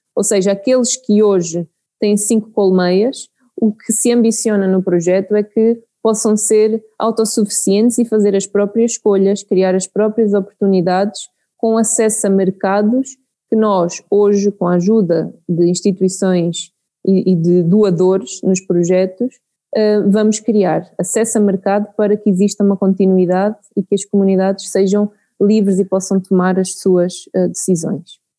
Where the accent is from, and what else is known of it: Santarém, Santarém District, Portugal; born or raised there; moved away as an adult; now in Mozambique